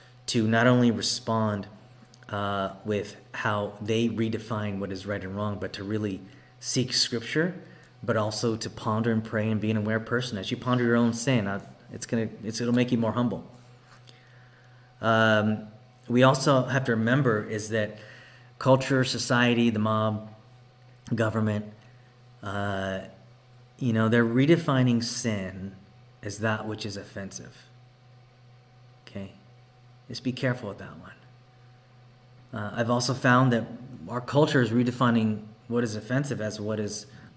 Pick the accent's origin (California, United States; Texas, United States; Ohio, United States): Texas, United States; now in Oregon, United States; I was raised in Texas, born and raised